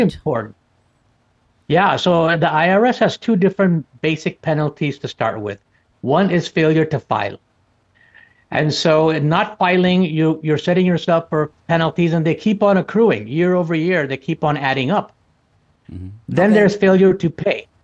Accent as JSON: {"language": "English", "area": "outside of Chicago", "region": "Illinois", "country": "United States", "tie": "born or raised there", "said": "I grew up outside of Chicago"}